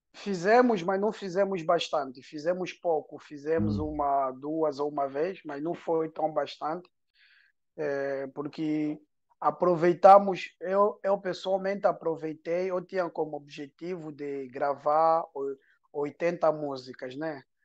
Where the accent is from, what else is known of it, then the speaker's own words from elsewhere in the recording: Angola; first language Portuguese; now in France; a minha infância em Angola